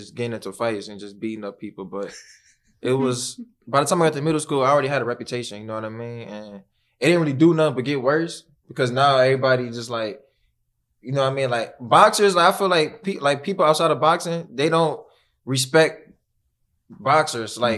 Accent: Cleveland, Ohio, United States; born or raised there

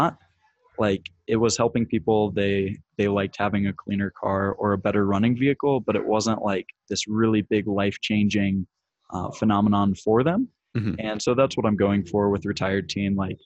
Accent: Indiana, United States; I'm from Indiana, and Chicago's about 3 hours away from me.

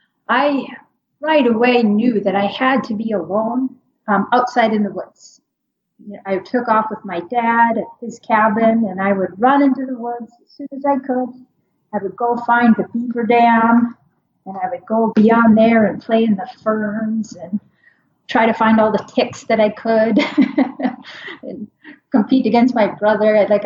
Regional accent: Minnesota, United States; So I grew up in Minnesota, like, as I said, so I'm pretty used to the kind of constant seasons, and that's very much, it's very much the opposite up there.

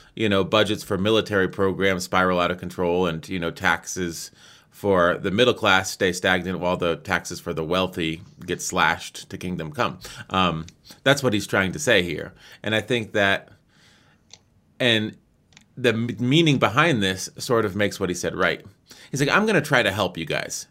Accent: United States; I'm an American

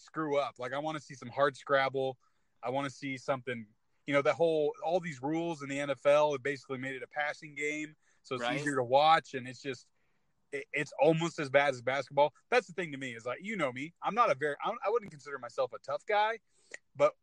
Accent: California, United States; moved away; I'm from California originally.

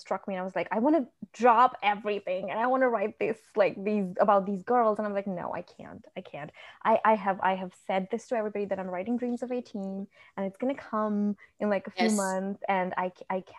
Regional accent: India; now in United States; I grew up in India. So I'm an Indian. I grew up in India.

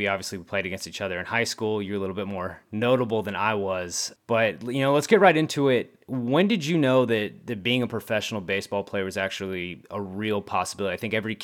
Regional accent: San Antonio Hill Country area, Texas, United States; We grew up playing baseball in the San Antonio Hill Country area.

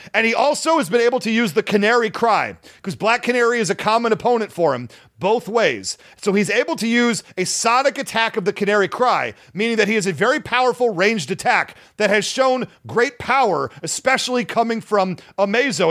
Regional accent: Detroit, Michigan, United States; I grew up in the Detroit area

